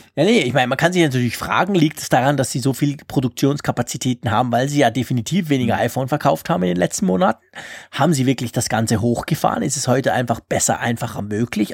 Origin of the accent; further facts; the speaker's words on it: Switzerland; als Schweizer, weil wir Schweizer